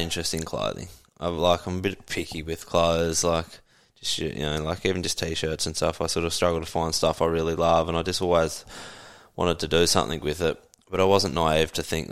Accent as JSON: {"language": "English", "town": "Toowoomba", "region": "Queensland", "country": "Australia", "tie": "born or raised there", "moved": "as an adult", "lives_now": "Sunshine Coast, Australia", "said": "born and raised in Toowoomba"}